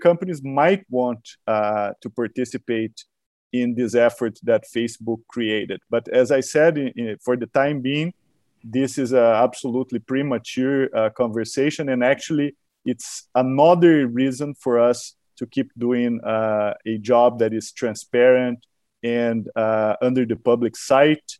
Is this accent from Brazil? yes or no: yes; Brazil; I'm a scholar from Brazil